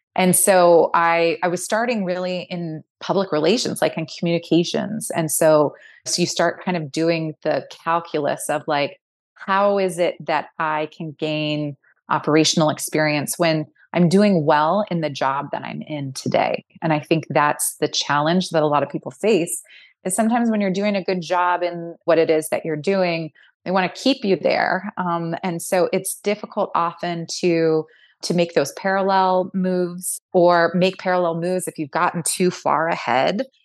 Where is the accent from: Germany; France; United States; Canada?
United States; Fullerton, California; now in Brooklyn, United States; I grew up in a town called Fullerton, which is in northern Orange County, just south of L